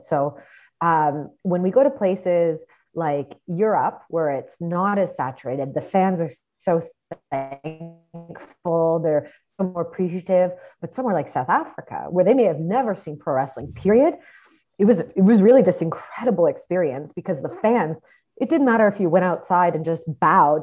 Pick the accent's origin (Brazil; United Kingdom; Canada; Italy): Canada; Toronto, Ontario; moved away as an adult; also born or lived in McDonough, Georgia; I grew up in Toronto